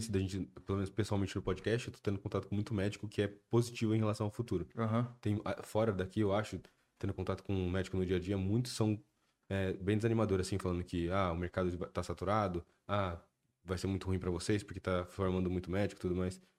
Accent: São José dos Campos, São Paulo, Brazil; Sou de São José dos Campos, moro em São José.

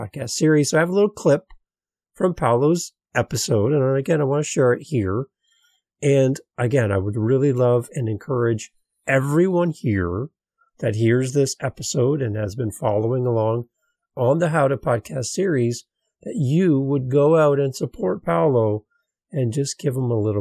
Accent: Canada; As a Canadian with my brother in Brazil

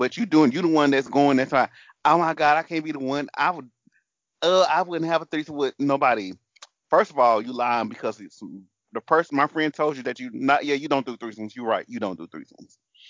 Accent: the South, United States; accent: southern; So excuse my southern accent, and if I drop a couple vowels and syllables, forgive me.

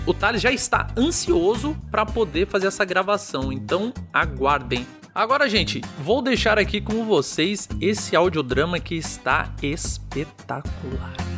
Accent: Brazil; eu sou brasileiro

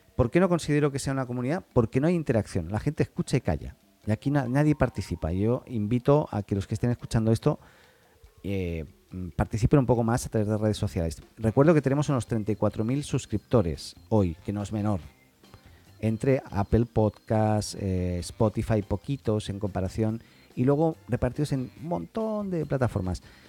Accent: Catalonia, Spain; Yo soy catalán

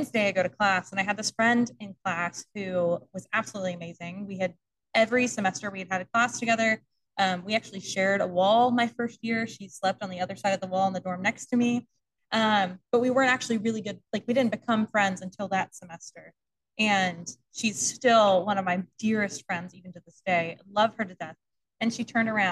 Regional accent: Houston, Texas, United States; Houston, my hometown.

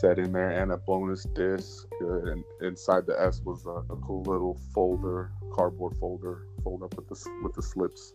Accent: Las Vegas, Nevada, United States; moved away; I don't live in Las Vegas, but I'm from Las Vegas, raised out there

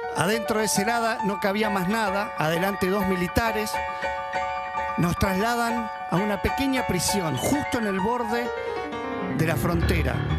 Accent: Buenos Aires, Argentina; Yo como soy argentino y porteño

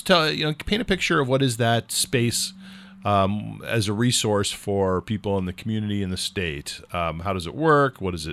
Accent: California, United States; but I'm a Californian, so I really didn't understand the whole maple syrup seasonality.

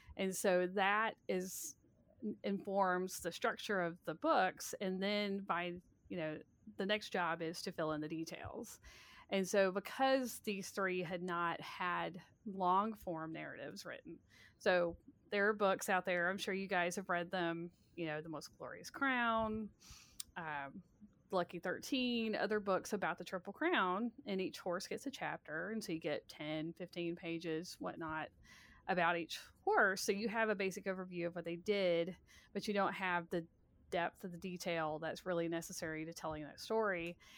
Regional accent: Birmingham, Alabama, United States; I grew up in Birmingham, Alabama

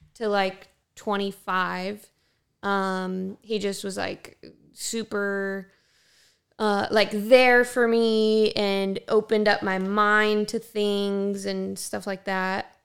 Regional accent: Ontario, California, United States; I grew up in Ontario as a white girl

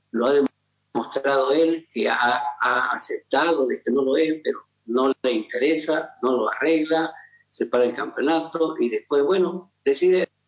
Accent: Bolivia; Como boliviano

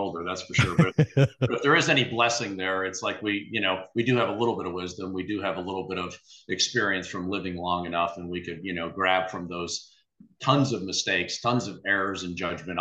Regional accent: Texas, United States; he remembered I was from Texas

